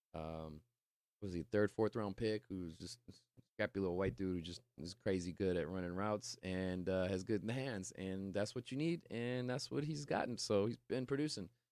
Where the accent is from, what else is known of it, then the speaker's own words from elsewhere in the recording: Stockton, California, United States; also from my hometown of Stockton, California